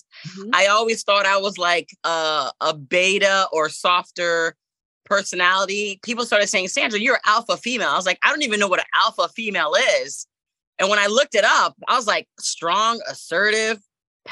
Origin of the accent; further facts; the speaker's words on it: Jacksonville, Florida, United States; also born or lived in Port-au-Prince, Haiti; I came to America, Jacksonville, Florida, in 1982. So I've been in Jacksonville pretty much all of my life